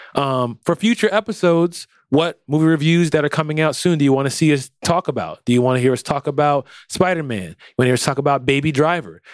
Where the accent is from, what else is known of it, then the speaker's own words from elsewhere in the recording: United States; I'm American